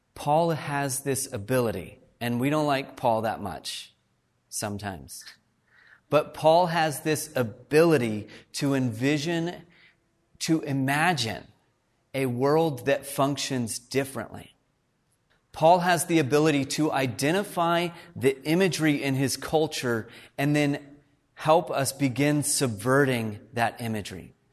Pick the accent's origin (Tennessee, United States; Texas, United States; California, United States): Texas, United States; Fort Worth; now in Canada; I grew up in Fort Worth, Texas.